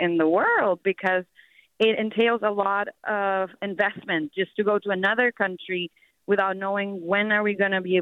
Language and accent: English; Venezuela; now in United States; I'm originally from Venezuela